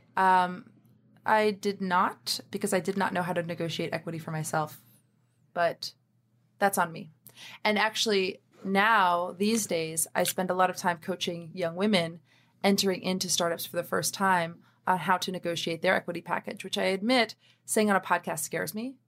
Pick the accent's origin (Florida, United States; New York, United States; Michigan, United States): New York, United States; New York City; I was born in Harlem, New York